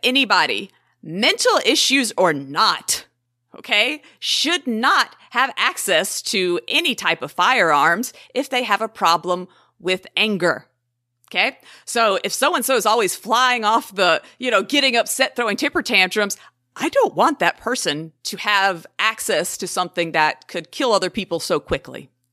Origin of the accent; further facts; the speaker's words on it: the South, United States; I am from the South